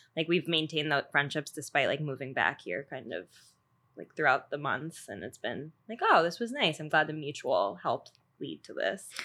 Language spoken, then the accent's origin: English; Long Island, New York, United States; moved away; also born or lived in Georgia, United States; I'm originally from Long Island, but I know you by way of Georgia, where I lived for eleven years